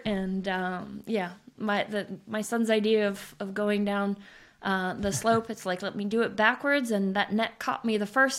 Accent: Switzerland; I grew up in Switzerland. I am fortunate enough to be a skier.

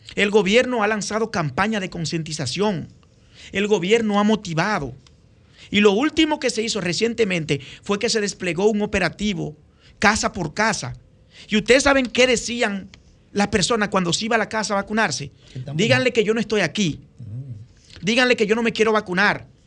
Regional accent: Dominican Republic; un dominicano comprometido

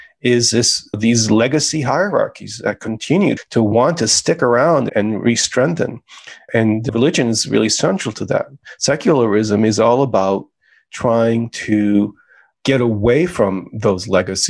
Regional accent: United States; being an immigrant was a powerful experience growing up in America

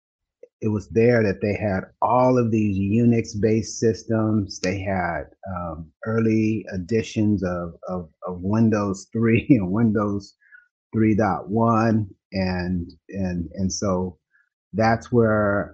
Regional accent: Los Angeles, California, United States; now in Dallas, United States; I didn't grow up here in Texas. I'm a transplant. I grew up in California. And my grandmother lived in San Bernardino. We lived in Los Angeles.

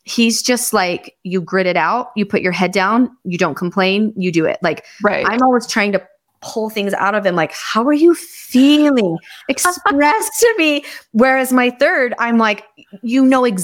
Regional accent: Canada; born there; also born or lived in Irvine / Los Angeles; so I was born in Canada. My dad's whole family's Canadian. And then I lived in California.

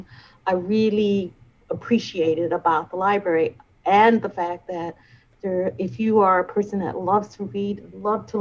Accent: Baltimore, Maryland, United States; moved away as an adult; now in Detroit, United States; I am from Baltimore, Maryland. I grew up in the east side of Baltimore

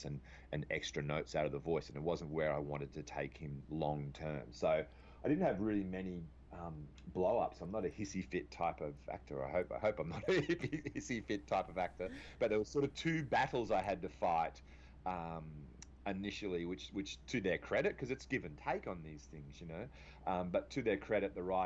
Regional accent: Australia; accent: Australian; me as an Aussie

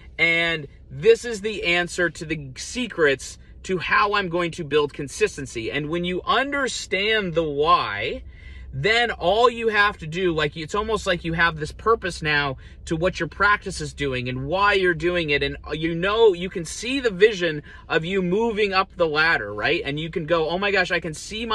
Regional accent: Columbus, United States; also born or lived in Seattle, Washington, United States; moved to Columbus when I was six

